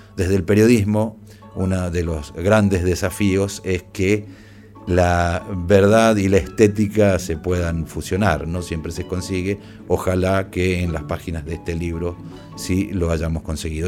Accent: Mendoza, Argentina; Soy abuelo y mendocino.

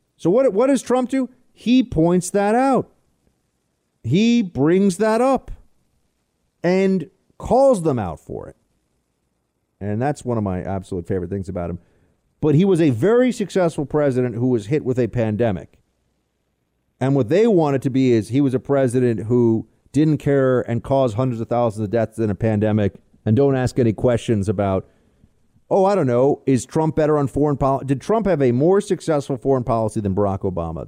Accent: New York City, New York, United States; I'm a New Yorker through and through, grew up here, whole family's here

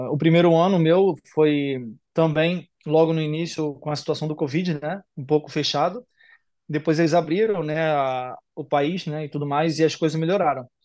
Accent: Duque de Caxias, Rio de Janeiro, Brazil; Eu vim do lugar que. Eu vim, eu vim da, de Duque de Caxias, da Mangueira de Caxias, de uma favela, onde poucas pessoas tinham expectativas de mim

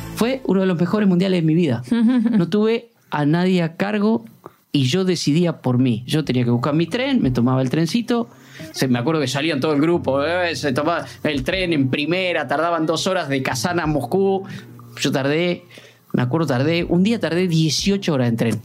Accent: Puan, Buenos Aires Province, Argentina; now in Buenos Aires, Argentina; a mi pueblo, a Puan, 600 kilómetros de Buenos Aires, a pasar lo que hacemos siempre, la Navidad con mi familia

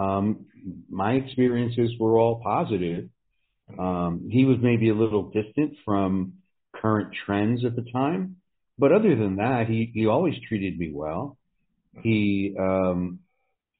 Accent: New Jersey, United States; I grew up in New Jersey and went to college

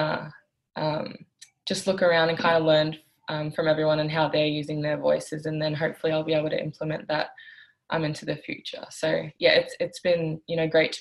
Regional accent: Australia; moved away as an adult; growing up in Australia

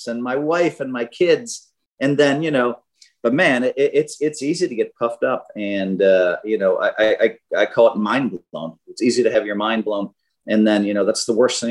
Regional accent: Wisconsin, United States; I'm from Wisconsin

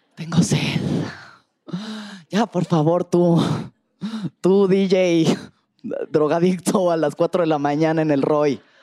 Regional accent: Mexico; soy mexicana

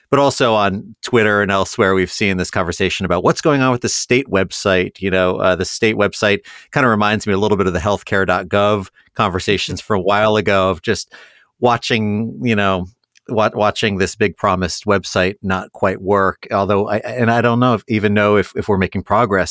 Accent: Columbus, Ohio, United States; my hometown paper, the Columbus Dispatch

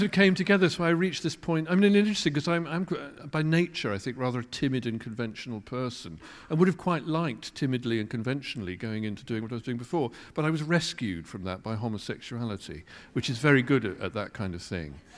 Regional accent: Kettering, East Midlands, United Kingdom; moved away; also born or lived in London; I grew up in Kettering

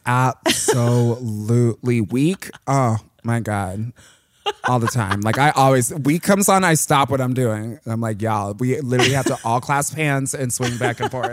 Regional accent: Plainfield, Illinois, United States; like a hour southwest of the city, um, in this little town called Plainfield.

